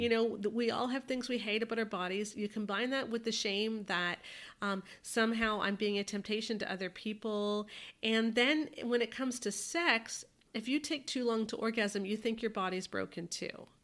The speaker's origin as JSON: {"language": "English", "country": "Canada", "said": "speaking as a Canadian"}